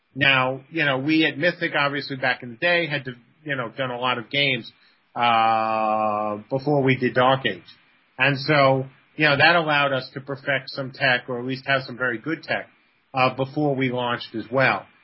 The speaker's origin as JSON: {"language": "English", "town": "New York City", "region": "New York", "country": "United States", "moved": "as an adult", "lives_now": "Virginia, United States", "said": "I'm from the Bronx."}